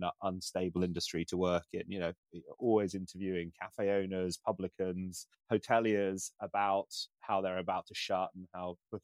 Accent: Isle of Wight, South East England, United Kingdom; moved away; I grew up on the Isle of Wight, which you can't get away from tourism

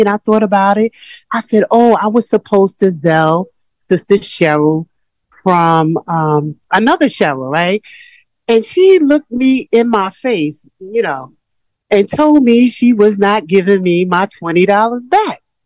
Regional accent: New York, United States; I'm from New York

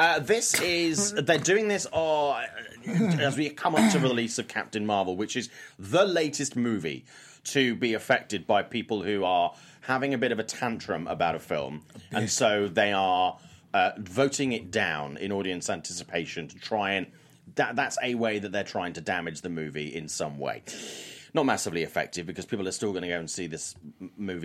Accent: United Kingdom; I'm British

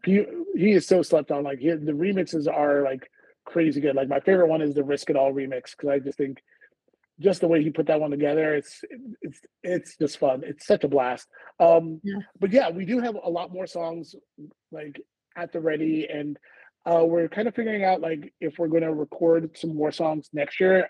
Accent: Houston, Texas, United States; We're both from Houston

